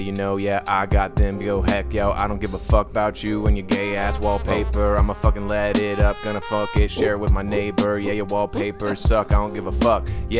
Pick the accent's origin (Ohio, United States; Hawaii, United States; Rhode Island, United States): Hawaii, United States; moved away; I was born and raised in Hawaii